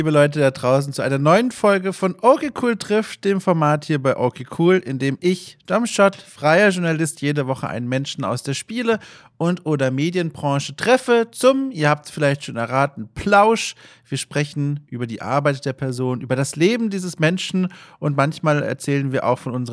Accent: Bavaria, Germany; ich komme selbst aus Franken. Äh, ich habe den, den Dialekt über die Jahre verloren.

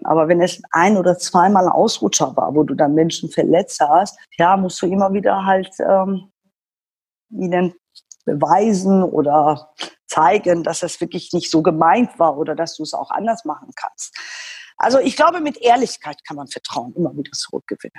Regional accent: Iran; German is a second language; now in Germany; deshalb werde ich auch oft äh, in meiner Heimat missverstanden

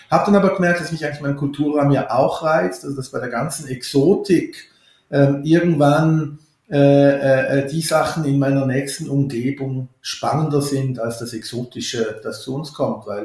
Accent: Switzerland; die Begeisterung für die Alpen kommt eigentlich daher, dass ich äh, mich nicht so sehr als Schweizer fühle. Ich fühle mich eigentlich als Europäer

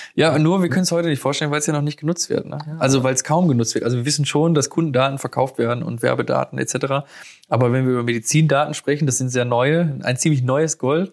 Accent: Germany; bei uns in Deutschland

